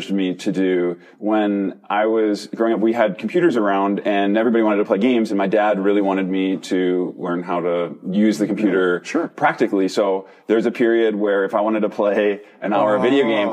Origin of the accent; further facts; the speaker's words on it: Minnesota, United States; I grew up in Minnesota